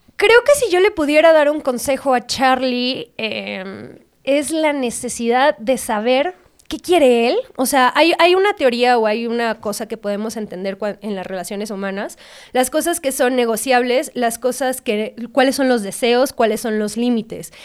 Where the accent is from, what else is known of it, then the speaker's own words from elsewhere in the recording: Guadalajara, Jalisco, Mexico; yo soy de Guadalajara, de una sociedad bastante conservadora